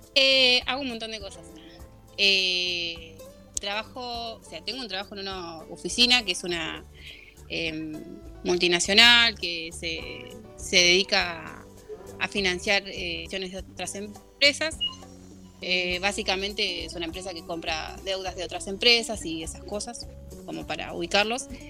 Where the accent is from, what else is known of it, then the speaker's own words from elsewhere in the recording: Virrey del Pino, Buenos Aires Province, Argentina; yo soy de eh, Buenos Aires, zona oeste.